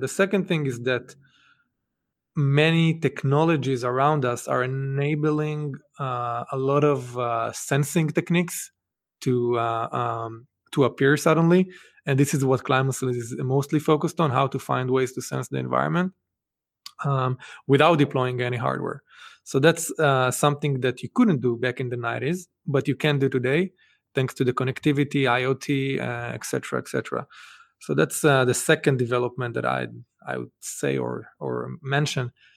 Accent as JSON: {"language": "English", "country": "Israel", "tie": "born or raised there", "moved": "as an adult", "lives_now": "Boston, United States", "said": "I grew up actually in Israel"}